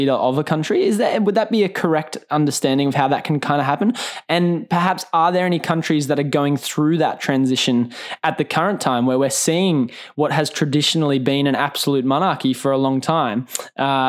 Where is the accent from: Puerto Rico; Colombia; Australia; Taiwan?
Australia; as an Australian